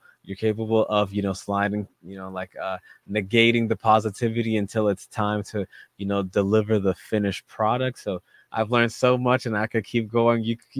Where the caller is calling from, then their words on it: Massachusetts, United States; And we're both calling from Massachusetts.